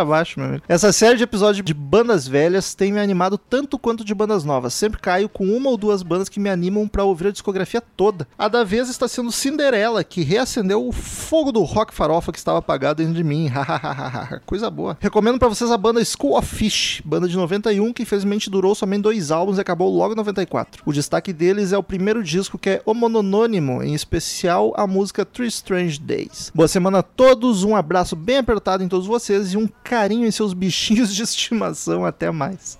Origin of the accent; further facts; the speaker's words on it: Porto Alegre, Rio Grande do Sul, Brazil; a gente é de Porto Alegre